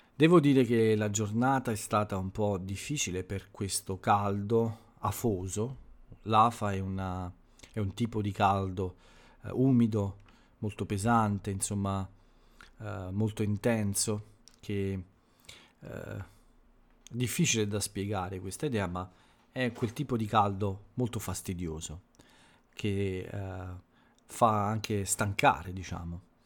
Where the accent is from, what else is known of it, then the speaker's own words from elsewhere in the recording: Italy; nel mio paese, quindi in Italia